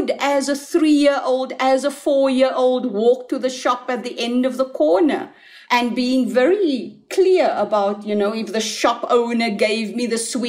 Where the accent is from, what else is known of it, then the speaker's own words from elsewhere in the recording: Cape Town, Western Cape, South Africa; I am my mother's eldest child and born in District 6.